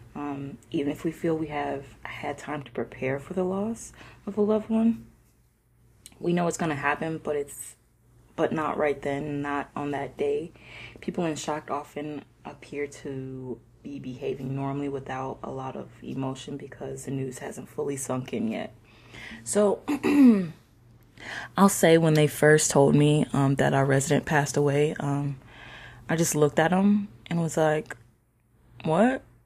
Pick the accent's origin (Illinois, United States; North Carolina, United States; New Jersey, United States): Illinois, United States; not too far from Chicago; moved away; I am from Illinois myself, not too far from Chicago